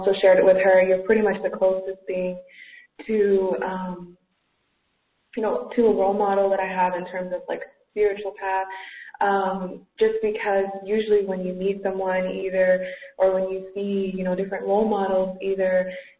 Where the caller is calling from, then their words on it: Athens, Georgia, United States; I'm calling you from Athens, Georgia